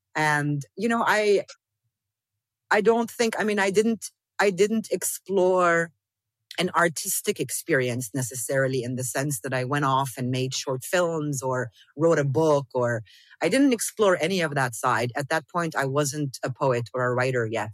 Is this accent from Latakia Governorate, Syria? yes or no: no; Damascus, Damascus Governorate, Syria; moved away; also born or lived in South Lebanon / Amman / Beirut / Dubai; I grew up here. I grew up in Damascus around people who didn't speak English.